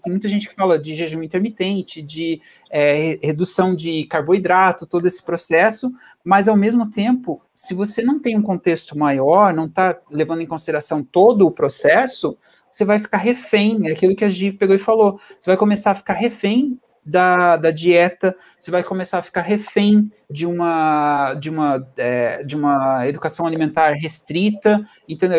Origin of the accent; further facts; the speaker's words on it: Venceslau, interior of Paraná, Brazil; moved away as an adult; also born or lived in Curitiba / England; nasci no interiorzão, tipo, do Brasil e no Paraná. É uma cidadezinha que é um, que é um ovo, assim, acho que, acho que é reduziu de tamanho, acho que nos últimos anos, veio de crescer, é, chamada Venceslau, assim, tenho muito carinho, é uma cidade onde eu nasci. Mudei para Curitiba quando eu tinha 12 anos